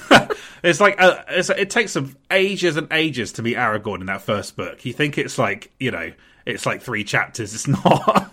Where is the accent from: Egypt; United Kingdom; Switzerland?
United Kingdom; Portsmouth, South East England; born or raised there